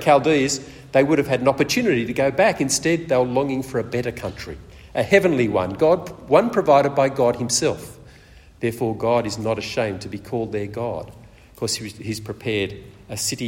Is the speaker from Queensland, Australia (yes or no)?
no; Sydney, New South Wales, Australia; moved away as an adult; also born or lived in Perth; I grew up mainly in Sydney, and after Rosemary and I got married, we moved to Perth